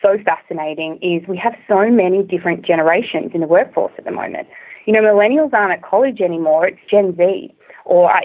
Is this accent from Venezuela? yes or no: no; Australia; accent: Australian; moved away as an adult; also born or lived in China / Singapore; now in San Francisco, United States; If you haven't already guessed from my accent, I'm originally from Australia